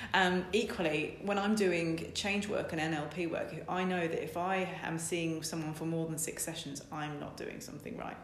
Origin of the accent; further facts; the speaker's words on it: Essex, East of England, United Kingdom; moved away as an adult; also born or lived in Cambridge; now in Lincoln, United Kingdom; I'm from Essex, um, in between Colchester and Ipswich